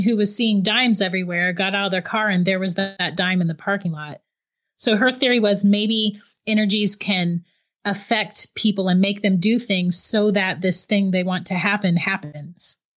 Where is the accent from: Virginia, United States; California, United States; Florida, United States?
Florida, United States; St. Augustine; I'm actually from Saint Augustine, Florida